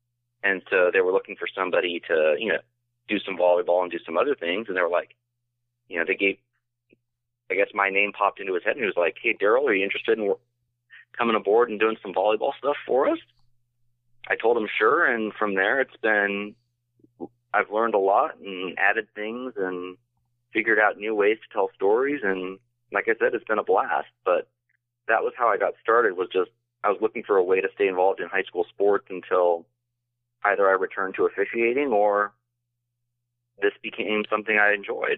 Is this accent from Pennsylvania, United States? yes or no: yes; Pennsylvania, United States; I grew up just outside of Philadelphia.